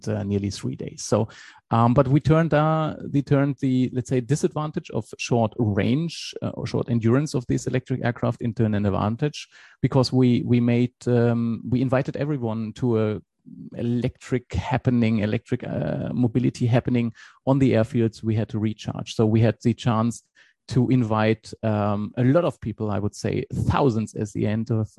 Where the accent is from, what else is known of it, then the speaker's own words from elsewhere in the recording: Germany; English is a second language; moved away as an adult; now in Switzerland; I'm originally from Germany, but I'm now for more than 20 years in Switzerland. So meanwhile, I'm Swiss as well.